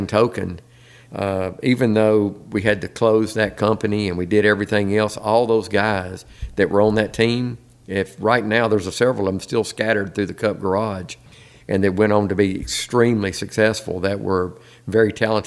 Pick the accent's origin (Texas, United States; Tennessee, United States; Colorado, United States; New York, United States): Tennessee, United States; Nashville; moved away as an adult; also born or lived in Concord, North Carolina; I was born and raised in Nashville.